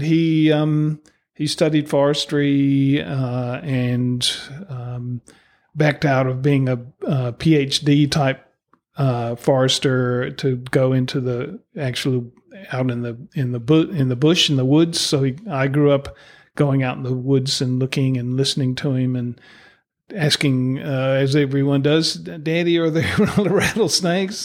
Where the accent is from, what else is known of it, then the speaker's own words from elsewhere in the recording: East Coast of the USA, United States; moved away as an adult; now in New Zealand; growing up in the East Coast of the U S